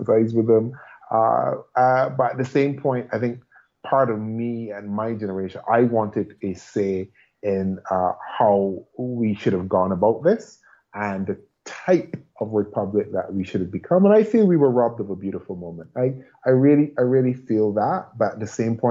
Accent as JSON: {"language": "English", "country": "Barbados"}